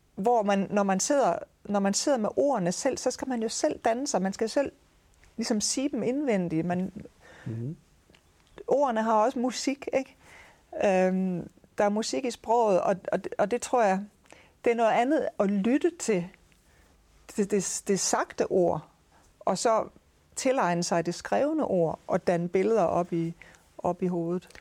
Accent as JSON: {"language": "Danish", "town": "Aarhus", "region": "Central Denmark Region", "country": "Denmark", "said": "nu kommer jeg jo fra Aarhus. Min fa- familie er opvokset her"}